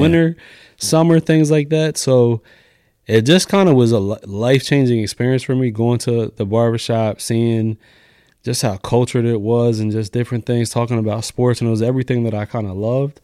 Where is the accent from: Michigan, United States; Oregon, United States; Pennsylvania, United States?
Pennsylvania, United States; Lancaster; also born or lived in New York; I grew up in Lancaster City, went to McCaskey